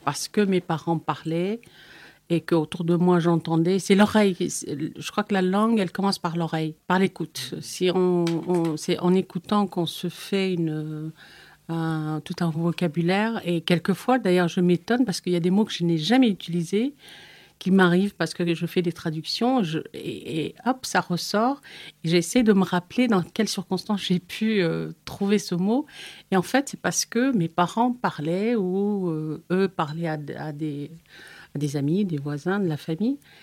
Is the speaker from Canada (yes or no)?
no; Eritrea; moved away; je viens de l'Afrique de l'Est, euh, de l'Érythrée précisément